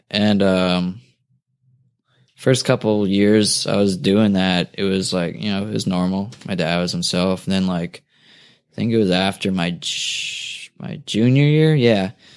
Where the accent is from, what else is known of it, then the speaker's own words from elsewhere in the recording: New Jersey, United States; now in Culver City, United States; I grew up in Jersey instead of Cali